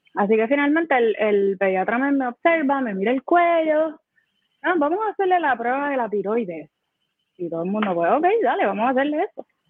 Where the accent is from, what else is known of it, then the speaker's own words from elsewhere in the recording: Humacao, Puerto Rico; yo me crié en Humacao